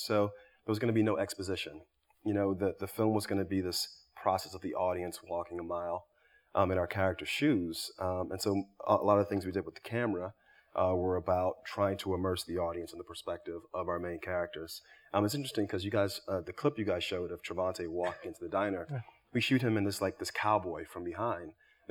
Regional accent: Miami, Florida, United States; growing up in Miami.

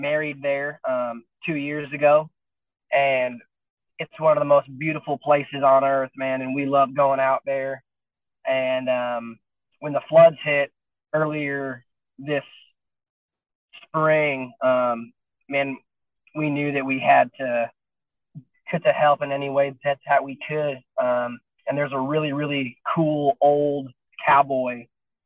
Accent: Wyoming, United States; moved away as an adult; now in Nashville, United States; growing up in Wyoming

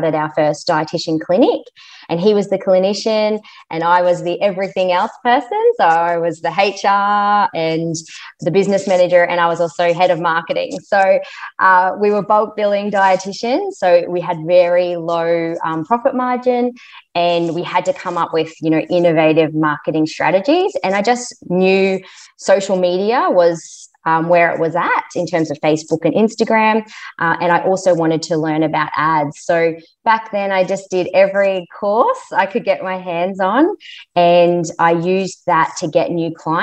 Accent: Queensland, Australia; we're from Queensland

